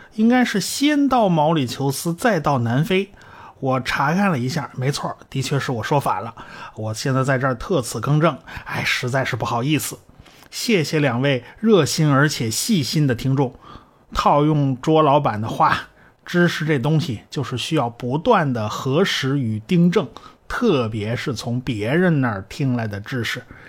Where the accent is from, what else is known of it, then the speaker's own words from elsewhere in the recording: China; 我们中国人